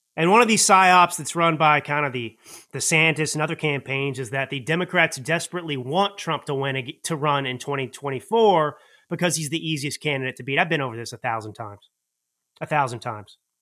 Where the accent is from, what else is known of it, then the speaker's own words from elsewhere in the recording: Dallas, Texas, United States; I grew up in Dallas